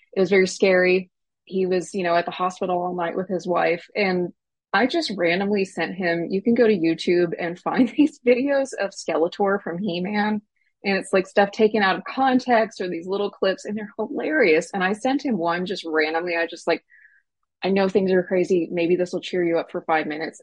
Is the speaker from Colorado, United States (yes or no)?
no; Snyder, Texas, United States; was raised in a rural West Texas town called Snyder. It's between Lubbock and Abilene